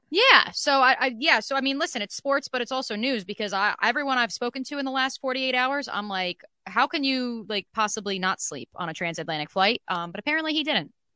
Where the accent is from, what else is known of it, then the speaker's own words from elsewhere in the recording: New Jersey, United States; growing up in New Jersey, uh, Six Flags Great Adventure, right down the road from where I grew up